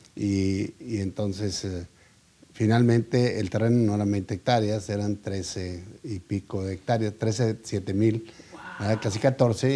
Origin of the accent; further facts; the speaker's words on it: Monterrey, Nuevo León, Mexico; yo soy regio, Yo nací aquí en Monterrey y aquí me crié